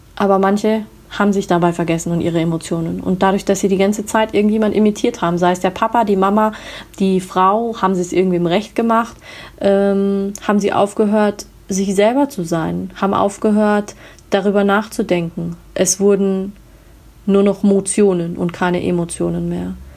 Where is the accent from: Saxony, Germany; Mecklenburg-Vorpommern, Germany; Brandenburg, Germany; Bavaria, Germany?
Bavaria, Germany; Munich; ich komme aus München